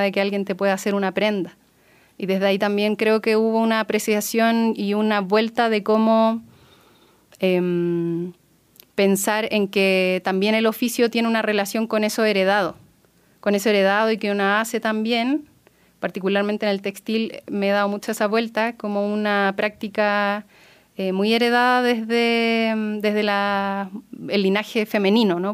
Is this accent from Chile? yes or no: yes; Elqui Valley, Coquimbo, Chile; now in Aconcagua Valley, Chile; nací ahí y luego toda mi infancia la tuve en el Valle del Elqui